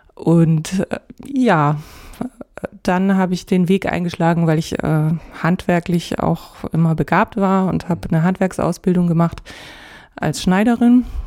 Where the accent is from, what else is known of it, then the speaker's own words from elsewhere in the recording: Augsburg, Bavaria, Germany; moved away; also born or lived in Dresden; in Augsburg, dort wo ich geboren bin